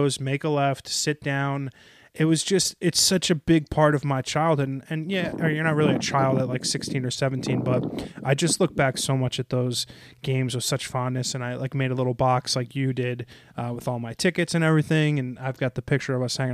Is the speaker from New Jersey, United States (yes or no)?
yes; North Caldwell, New Jersey, United States; growing up in North Caldwell